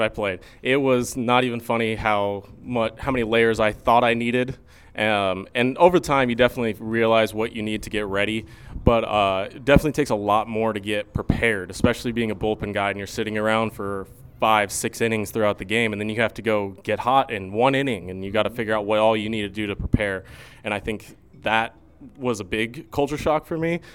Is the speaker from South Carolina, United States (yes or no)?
no; Arizona, United States; moved away as an adult; now in Fremont, United States; I had spent most of my life growing up in Arizona